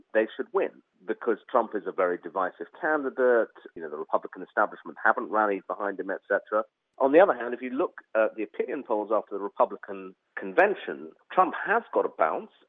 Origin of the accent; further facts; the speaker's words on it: United Kingdom; as a Brit being here in Philadelphia